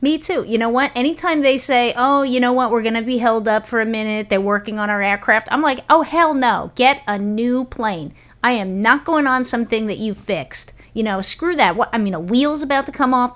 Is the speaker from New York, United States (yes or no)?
yes; New York, United States; when we were growing up in New York